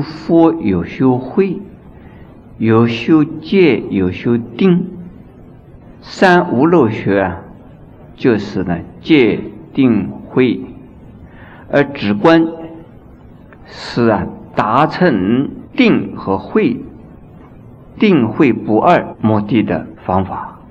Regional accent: China; 我们中国人呢，修行佛法呢，所以念佛法门，念到一心不乱

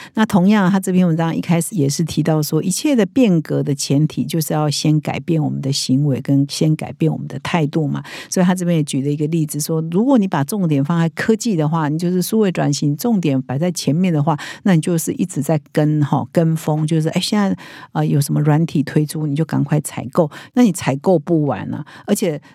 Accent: Taiwan; 我们台湾人

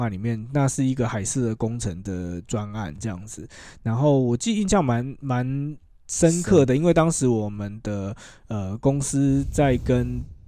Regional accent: Taiwan; 我们台湾人很喜欢把就是什么台湾之光哎，哎，哎，挂在嘴巴上

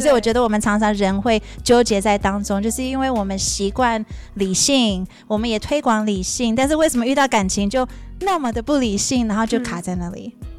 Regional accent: Virginia, United States; moved away as an adult; also born or lived in New York; now in Taiwan; 我在纽约出生，嗯。然后我在 Virginia 长大，嗯。然后我十八岁来台湾

